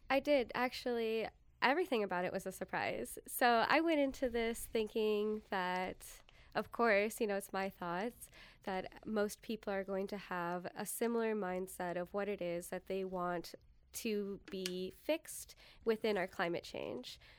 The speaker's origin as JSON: {"language": "English", "town": "San Diego", "region": "California", "country": "United States", "tie": "born or raised there", "moved": "yes", "lives_now": "Appleton, United States", "said": "growing up in San Diego in the desert"}